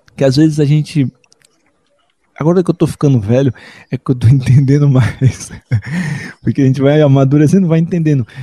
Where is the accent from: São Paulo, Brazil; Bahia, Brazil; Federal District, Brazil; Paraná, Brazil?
Bahia, Brazil; Salvador; Eu sou nascido em Salvador, Bahia, um outro berço cultural brasileiro